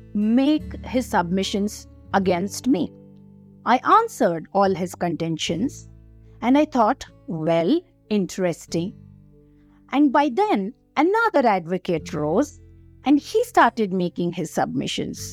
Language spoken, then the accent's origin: English; Bangalore, Karnataka, India; I am from Bangalore and not from West Bengal